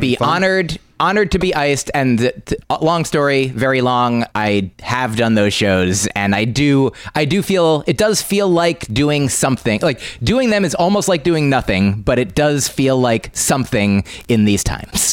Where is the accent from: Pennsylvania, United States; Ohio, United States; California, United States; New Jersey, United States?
New Jersey, United States; now in New York City, United States; I'm from New Jersey